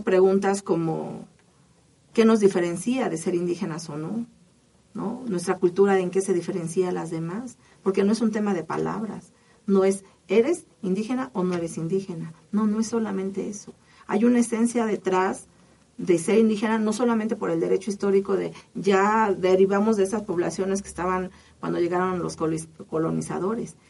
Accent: Mexico; todos somos mexicanos

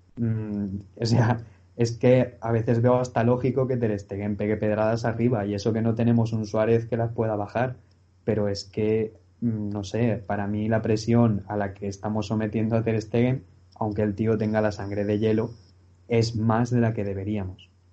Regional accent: Valencia, Valencian Community, Spain; soy de Valencia

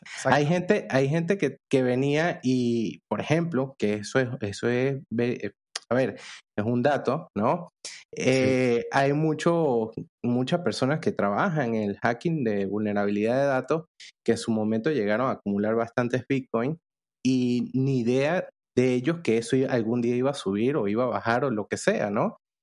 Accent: Venezuela; moved away as an adult; now in Panama; yo soy venezolano

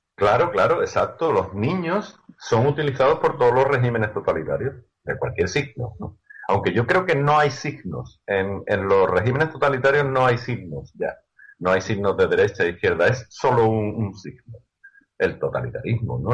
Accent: Seville, Andalusia, Spain; soy de Sevilla, soy andaluz

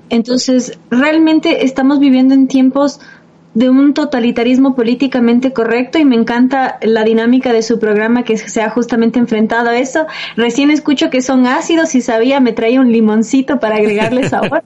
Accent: Quito, Pichincha, Ecuador; Quito, de donde soy yo

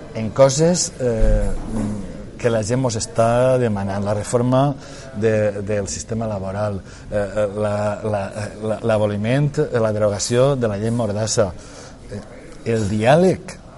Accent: Valencian Community, Spain; first language Valencian; els valencians tinguem representants a, eh, a, a Madrid

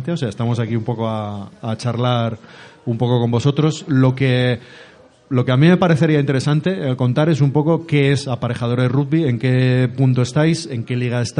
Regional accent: Mar del Plata, Buenos Aires Province, Argentina; moved away as an adult; now in Burgos, Spain; Somos de Mar de Plata.

